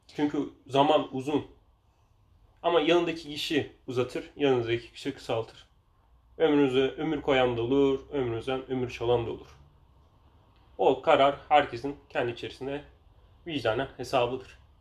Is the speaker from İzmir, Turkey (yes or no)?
no; Denizli, Turkey